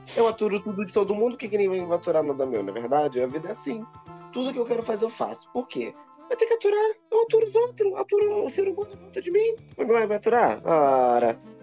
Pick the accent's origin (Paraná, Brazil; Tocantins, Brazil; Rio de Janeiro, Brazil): Rio de Janeiro, Brazil; São Gonçalo; sou de São Gonçalo